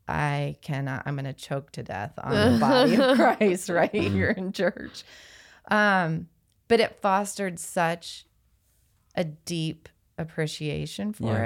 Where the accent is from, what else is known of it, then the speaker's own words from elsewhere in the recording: Kansas City, United States; also born or lived in North Carolina; So third grade, then we moved from North Carolina. I had this experience, from North Carolina back to Kansas City. Well, for me, the first time, my dad was from here.